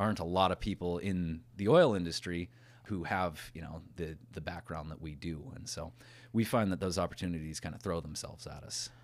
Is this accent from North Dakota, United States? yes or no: yes; Watford City, North Dakota, United States; When I was growing up in Watford, I graduated with fifty people in my class.